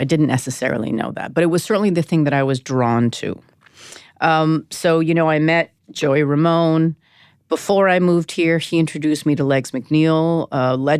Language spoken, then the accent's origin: English; Vancouver, British Columbia, Canada; moved away as an adult; now in New York, United States; Born and raised in Vancouver.